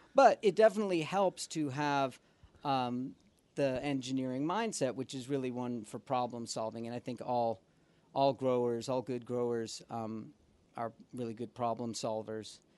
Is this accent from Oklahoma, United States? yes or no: no; Boston, Massachusetts, United States; moved away as an adult; also born or lived in New York; now in Los Angeles, United States; originally I'm from Boston